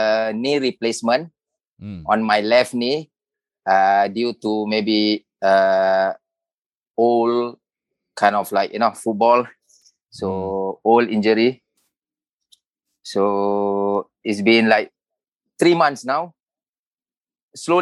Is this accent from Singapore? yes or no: yes; Singapore; I grew up in Hougang Avenue 3.